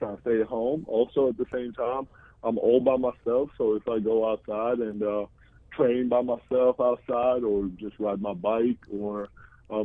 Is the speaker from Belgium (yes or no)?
no; Georgia; moved away as an adult; also born or lived in New Jersey; now in United States; Republic of Georgia, which is my home country